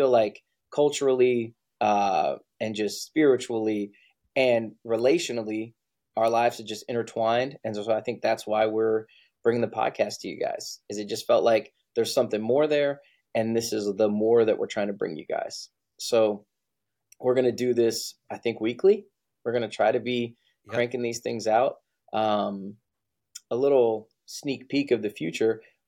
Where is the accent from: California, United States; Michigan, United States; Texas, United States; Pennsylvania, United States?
Texas, United States; whether it was Navy, growing up in Texas, what it was